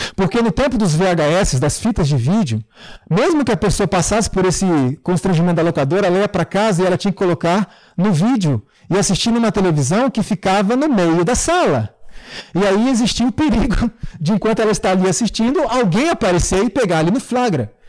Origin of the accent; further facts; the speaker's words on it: Brazil; somos nós, brasileiros